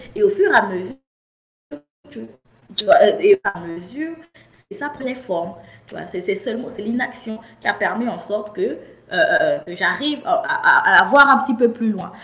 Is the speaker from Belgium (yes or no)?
no; Gabon; also born or lived in France / Cameroon; je suis euh, camerounaise, je suis née au Gabon grandi au Gabon